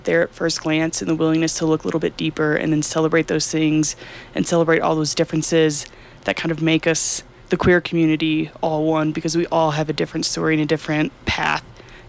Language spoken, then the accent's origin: English; Deep East Texas, United States; I'm from Deep East Texas